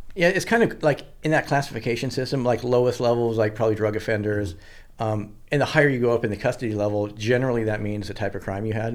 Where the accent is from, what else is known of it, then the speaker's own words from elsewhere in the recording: Washington, United States; also born or lived in Santa Barbara; I'm from Washington